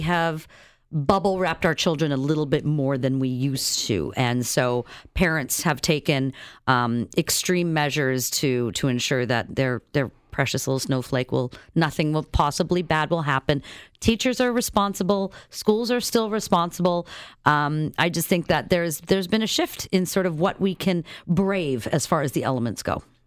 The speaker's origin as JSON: {"language": "English", "region": "Saskatchewan", "country": "Canada", "tie": "born or raised there", "moved": "yes", "said": "I grew up in Saskatchewan"}